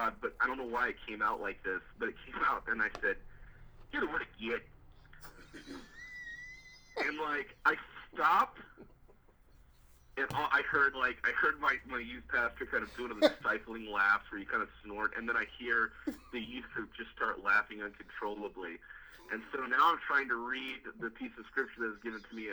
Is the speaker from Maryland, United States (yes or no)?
no; Muncie, Indiana, United States; moved away as an adult; also born or lived in Minot, North Dakota / Carrollton, Missouri / Hutchinson, Kansas; now in Elkhart, United States; the youth pastor that I worked under was my youth pastor growing up in Muncie.